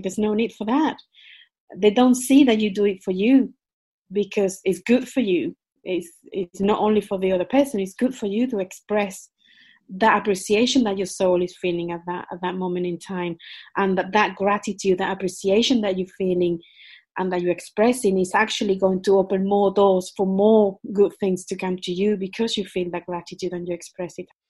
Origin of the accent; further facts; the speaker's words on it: Spain; English is a second language; moved away as an adult; also born or lived in United Kingdom; I was born in Spain